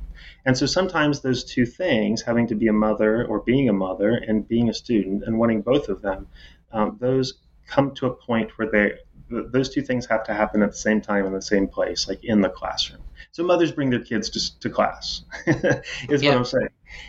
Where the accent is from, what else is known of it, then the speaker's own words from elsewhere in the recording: Indiana, United States; As I said, I'm from Indiana. And, you know, you sort of can never leave home. I'm never going back to Indiana.